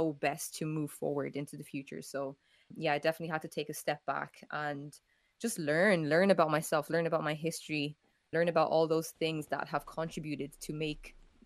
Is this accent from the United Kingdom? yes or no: no; Ireland; I grew up in Ireland